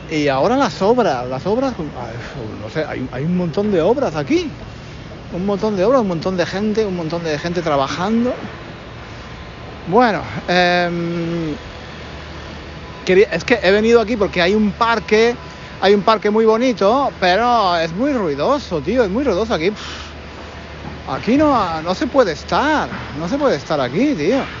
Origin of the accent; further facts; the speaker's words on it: Spain; moved away; En fin, yo que eh, vengo de España, eh, pues, eh, en fin, en España no siempre se paran, ¿eh?